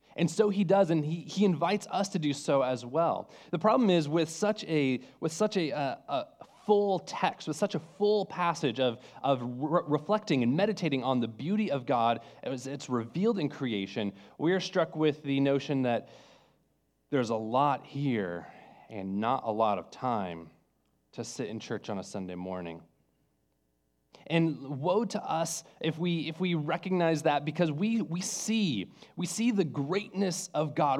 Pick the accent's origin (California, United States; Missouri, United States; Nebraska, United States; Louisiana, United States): California, United States; moved away; I'm from California